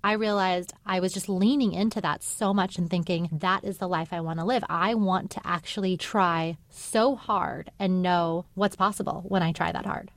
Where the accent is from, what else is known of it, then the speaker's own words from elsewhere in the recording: El Paso, Texas, United States; I'm from El Paso, Texas